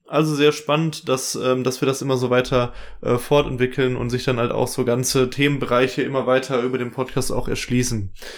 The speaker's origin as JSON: {"language": "German", "region": "West Germany", "country": "Germany", "said": "als Wessi"}